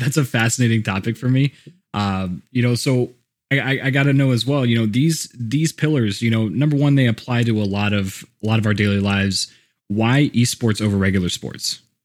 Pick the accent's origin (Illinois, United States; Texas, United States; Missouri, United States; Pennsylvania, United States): Texas, United States; Houston; also born or lived in Colorado; now in Austin, United States; I grew up in Houston